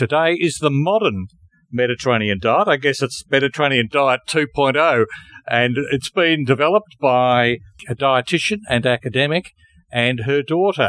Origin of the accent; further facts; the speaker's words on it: Melbourne, Victoria, Australia; also born or lived in Bendigo; I grew up in South Melbourne, and I feel like I came from Bendigo, a quiet country town, into South Melbourne